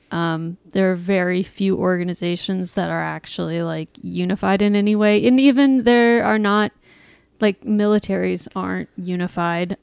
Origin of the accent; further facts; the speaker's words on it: Austin, Texas, United States; I grew up in Austin